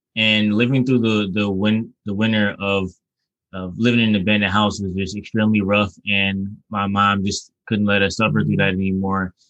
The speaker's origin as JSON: {"language": "English", "town": "Detroit", "region": "Michigan", "country": "United States", "tie": "born or raised there", "also_born_or_lived": "Southfield", "said": "I'm from Detroit, and I've grown up in Detroit"}